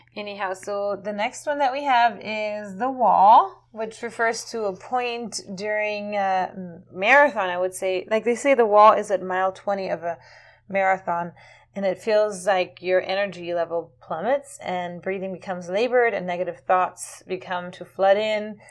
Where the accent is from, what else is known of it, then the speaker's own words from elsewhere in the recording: California, United States; now in Florida, United States; I come from California